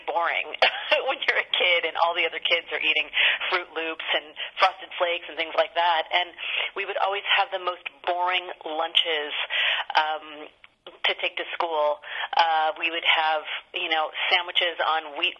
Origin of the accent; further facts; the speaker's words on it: Sacramento, California, United States; my hometown of Sacramento